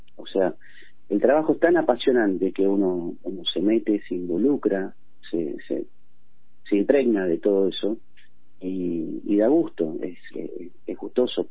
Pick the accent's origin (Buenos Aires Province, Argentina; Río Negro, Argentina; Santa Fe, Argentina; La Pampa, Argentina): Buenos Aires Province, Argentina; moved away as an adult; now in Miramar, Argentina; claramente yo soy de la Buenos Aires, de la zona oeste, y he migrado por toda la provincia justamente en mi actividad